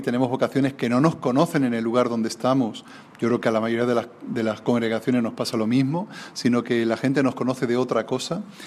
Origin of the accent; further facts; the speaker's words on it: Alcázar de San Juan, Castilla-La Mancha, Spain; en el lugar donde yo nací, en Alcázar de San Juan